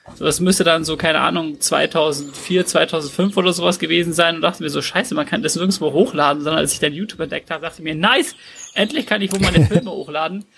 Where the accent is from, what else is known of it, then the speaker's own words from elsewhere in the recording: Glonn, Bavaria, Germany; in Glonn gemacht, bei dem Ort, wo ich aufgewachsen bin.